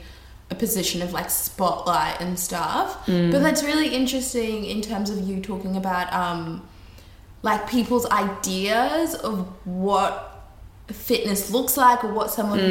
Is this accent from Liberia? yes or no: yes; Liberia; moved away; I'm originally from Liberia, West Africa